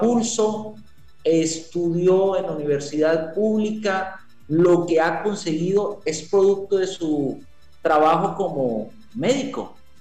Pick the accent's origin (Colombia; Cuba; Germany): Colombia; Tolima; moved away as an adult; also born or lived in Huila; now in Neiva, Colombia; Yo soy tolimense, pero desde hace 20 años estoy radicado aquí en el departamento del Huila